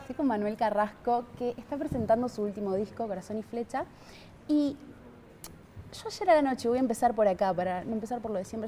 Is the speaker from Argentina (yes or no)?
yes; Argentina; Como argentina